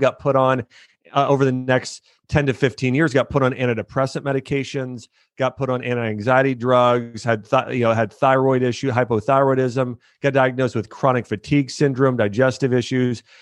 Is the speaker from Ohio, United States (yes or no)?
yes; Ohio, United States; moved away as an adult; also born or lived in Florida; I grew up in Ohio.